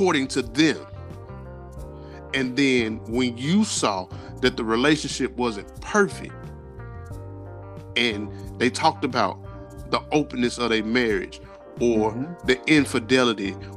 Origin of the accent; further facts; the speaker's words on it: Memphis, Tennessee, United States; I'm from Memphis